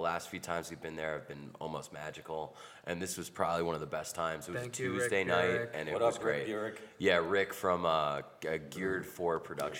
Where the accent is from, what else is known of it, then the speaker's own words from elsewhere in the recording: New Jersey, United States; we're from New Jersey.